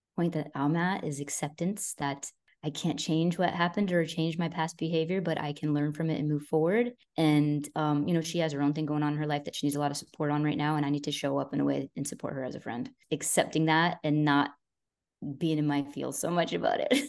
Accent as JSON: {"language": "English", "town": "Boston", "region": "Massachusetts", "country": "United States", "said": "I'm freaking Italian, I'm from Boston"}